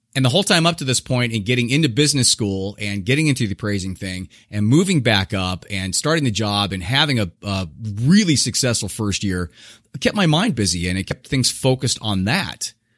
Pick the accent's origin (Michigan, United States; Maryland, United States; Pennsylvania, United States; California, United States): California, United States; Southern; I was born in Southern California, um, a kind of a middle, lower middle class guy